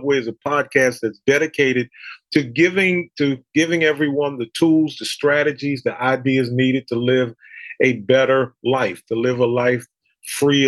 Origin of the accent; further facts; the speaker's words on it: Philadelphia, Pennsylvania, United States; moved away as an adult; now in North Carolina, United States; I was born and raised in Philadelphia. I'm a diehard Philadelphian inside and out